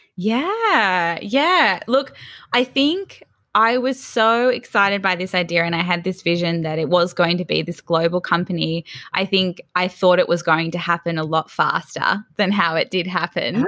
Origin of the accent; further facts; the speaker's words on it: Sydney, New South Wales, Australia; also born or lived in Melbourne; I was actually born in Melbourne, but my parents moved to Sydney's Northern Beaches, so quite north. We were in Newport, which is fairly close to Palm Beach. I grew up there, um, from about three years old